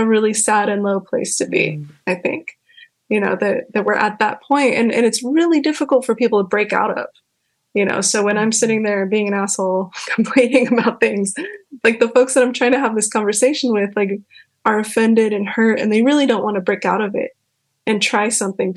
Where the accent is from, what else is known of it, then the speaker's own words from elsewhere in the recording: California, United States; I grew up in California and the fuckery out here is pretty awful